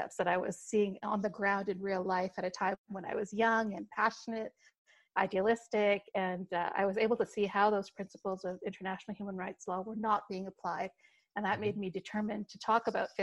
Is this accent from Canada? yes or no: yes; Saskatchewan, Canada; moved away as an adult; also born or lived in Leicester, England / Pakistan / Ontario, Canada; now in Denver, United States; I grew up in the Western Prairie provinces in Saskatchewan and lived there for about 8 years